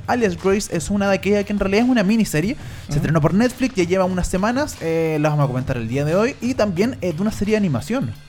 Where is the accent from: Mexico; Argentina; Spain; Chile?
Chile; somos los chilenos